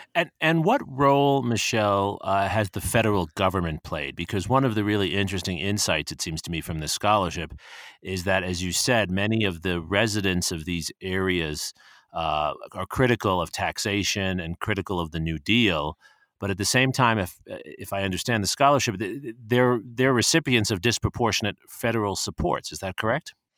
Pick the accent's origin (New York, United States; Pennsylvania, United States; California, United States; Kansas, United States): New York, United States; where I grew up in New York, Jersey, we call it